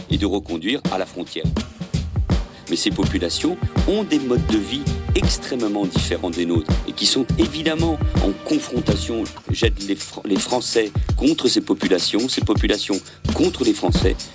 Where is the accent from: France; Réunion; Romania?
Romania; moved away; je suis tigane et je le reste. Ma famille et moi, nous sommes partis de Roumanie parce que les conditions de vie devenaient difficiles. Mes parents avaient perdu leur emploi.